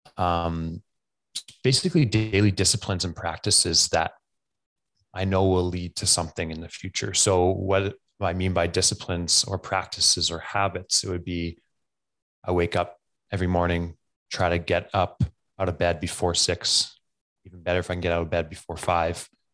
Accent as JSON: {"language": "English", "region": "Alberta", "country": "Canada", "said": "I am from Camarillos, Alberta, Canada"}